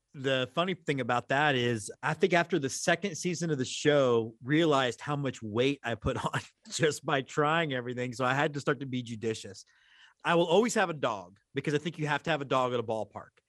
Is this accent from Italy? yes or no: no; Houston, Texas, United States; I grew up in Houston, Texas